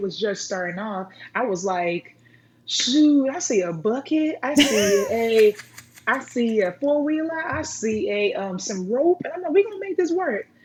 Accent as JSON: {"language": "English", "town": "Rowlett", "region": "Texas", "country": "United States", "tie": "born or raised there", "lives_now": "Blue Ridge, United States", "said": "I was um, raised in Rowlett, Texas, and now I am from Blue Ridge now"}